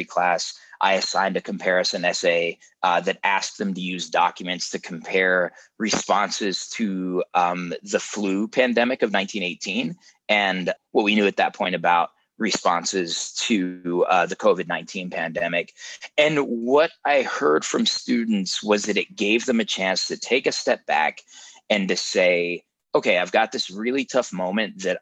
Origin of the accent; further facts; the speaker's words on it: Denver, Colorado, United States; I grew up in Denver, Colorado.